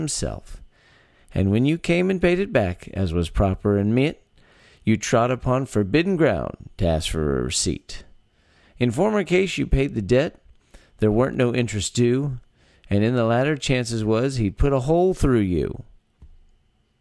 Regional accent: Texas, United States; born or raised there

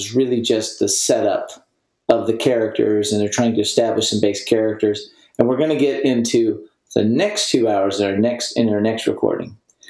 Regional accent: Corpus Christi, Texas, United States; growing up in Corpus, outside of Corpus

